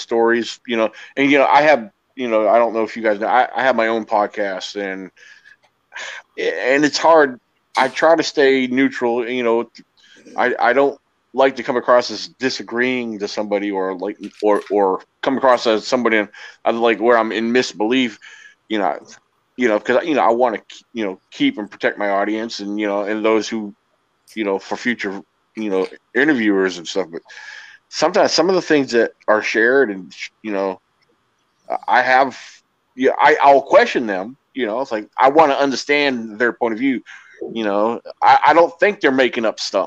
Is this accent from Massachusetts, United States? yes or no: yes; Massachusetts, United States; moved away; I'm from originally from Massachusetts